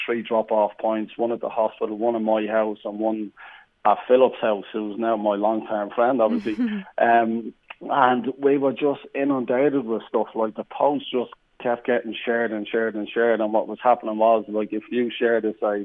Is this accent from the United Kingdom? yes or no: no; Ireland; around Ireland too, you know, because that's my hometown.